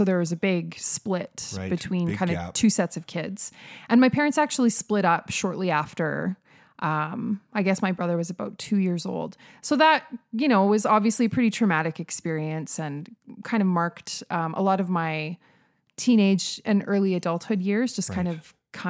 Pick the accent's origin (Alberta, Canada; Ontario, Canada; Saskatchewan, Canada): Saskatchewan, Canada; Saskatoon; now in Calgary, Canada; So I grew up in Saskatoon. I was actually born in Calgary, grew up in Saskatoon.